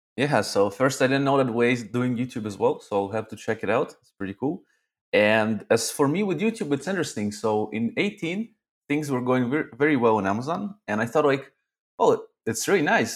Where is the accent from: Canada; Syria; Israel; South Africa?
Israel; Arad, Southern District; also born or lived in Zaporizhzhia, Ukraine; then I moved to Israel to a town town called Arad.